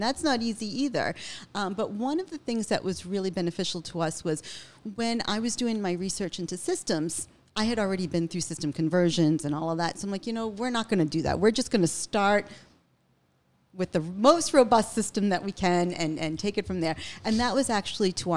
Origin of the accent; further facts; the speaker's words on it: Lynn, Massachusetts, United States; I grew up in Lynn, and I grew up in an immigrant family.